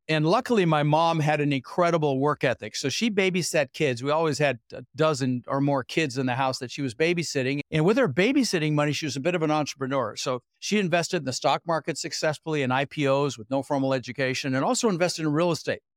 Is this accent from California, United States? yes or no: no; Denver, Colorado, United States; also born or lived in Netherlands; now in Sarasota, United States; I was born in the Netherlands, wooden shoes, windmills, immigrated when I was six years old with my brother Albert, my mother Zvonta, and we ended up in Denver, Colorado.